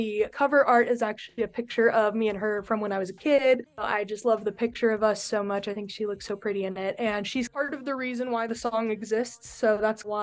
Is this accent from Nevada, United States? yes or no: yes; Reno, Nevada, United States; I'm from Reno